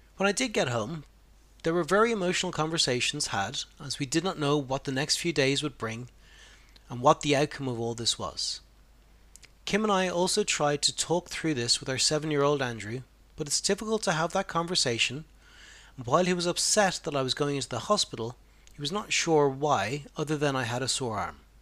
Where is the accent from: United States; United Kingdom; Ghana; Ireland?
Ireland; being a man and being Irish